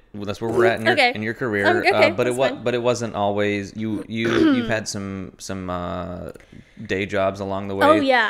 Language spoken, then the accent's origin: English; Kentucky, United States; No, not a beach lifeguard. I grew up in Kentucky.